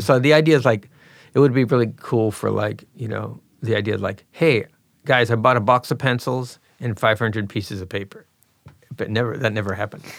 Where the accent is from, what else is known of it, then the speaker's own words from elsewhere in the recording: Pittsburgh, Pennsylvania, United States; I grew up in Pittsburgh, P